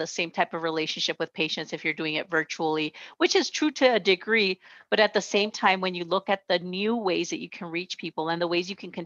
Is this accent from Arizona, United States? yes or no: yes; Nogales, Arizona, United States; now in Tucson, United States; I grew up just a few miles south of here in Nogales, Arizona, right on the border between Mexico and the United States. I grew up on the American side